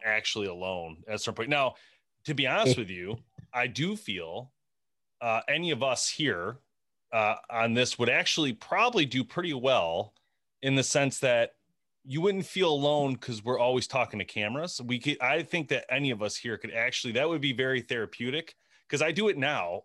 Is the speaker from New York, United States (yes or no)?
no; Michigan, United States; we're from Michigan